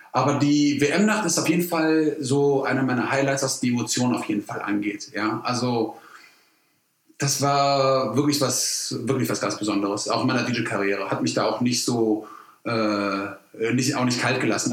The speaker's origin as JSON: {"language": "German", "town": "Cologne", "region": "North Rhine-Westphalia", "country": "Germany", "tie": "born or raised there", "said": "ich bin gewütiger Kölner"}